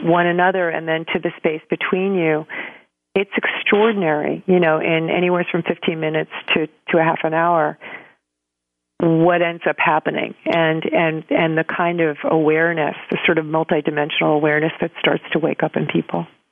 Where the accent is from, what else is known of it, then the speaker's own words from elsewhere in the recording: New York City, New York, United States; moved away; also born or lived in Santa Fe, New Mexico; I'm from New York originally